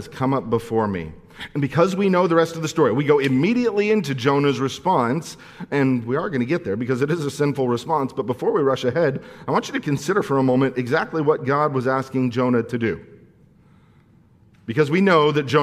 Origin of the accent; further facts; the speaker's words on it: Santa Clarita, California, United States; I'm from Santa Clarita